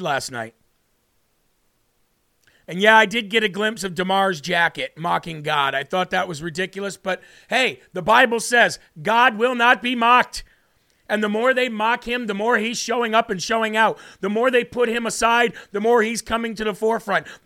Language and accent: English; Illinois, United States; I grew up in Illinois